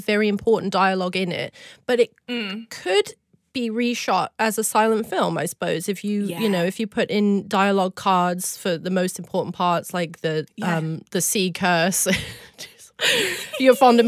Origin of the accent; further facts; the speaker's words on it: Cornwall, South West England, United Kingdom; I am from Cornwall